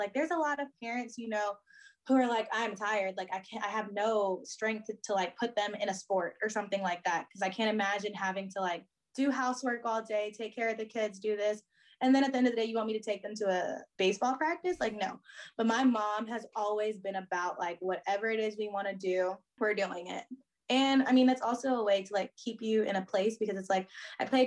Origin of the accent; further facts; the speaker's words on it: Houston, Texas, United States; growing up in Houston